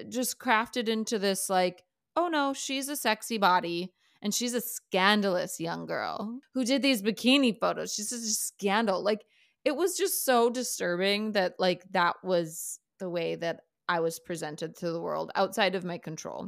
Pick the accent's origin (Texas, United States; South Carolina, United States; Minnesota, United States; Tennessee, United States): Minnesota, United States; I was a, you know, white chick growing up in Minnesota